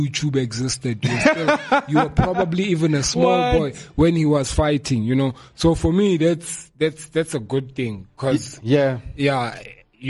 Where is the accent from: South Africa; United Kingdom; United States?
South Africa; I'm a South African